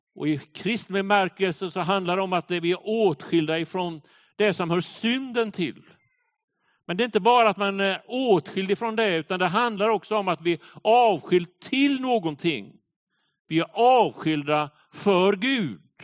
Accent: Småland, Sweden; Jag brukar ju säga att jag är smålänning

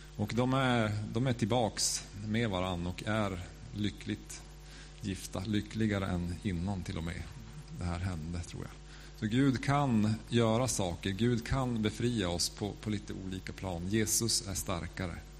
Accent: Norrland, Sweden; accent: Norrland; now in Stockholm, Sweden; jag är liksom norrlänning

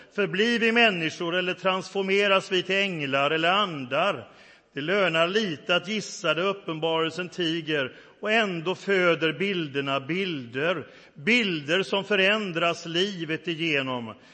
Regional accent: Sweden; moved away as an adult; also born or lived in England / France / Africa; jag är stolt över mitt hemland, tacksam för vårt land där jag är uppväxt

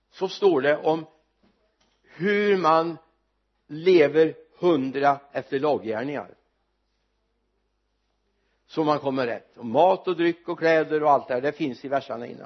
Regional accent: Mariestad, Västra Götaland, Sweden; på ett café hemma, Olssons café hemma i Mariestad

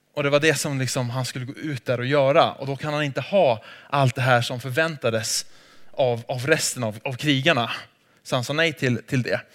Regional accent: Sweden; jag är från Sverige

